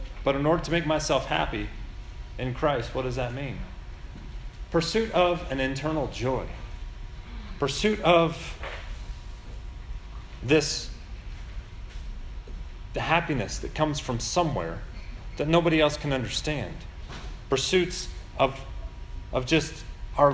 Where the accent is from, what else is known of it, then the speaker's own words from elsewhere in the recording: United States; As Americans